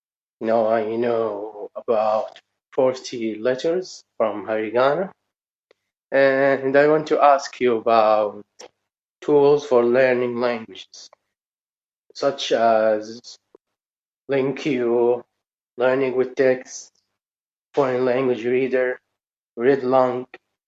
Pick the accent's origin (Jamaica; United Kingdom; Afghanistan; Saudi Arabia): Saudi Arabia; English is a second language; I'm from Saudi Arabia. I'm learning English, and also I started with Japanese alphabet.